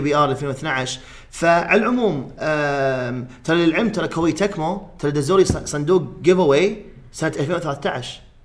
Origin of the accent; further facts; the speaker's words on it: Kuwait; عندنا بالكويت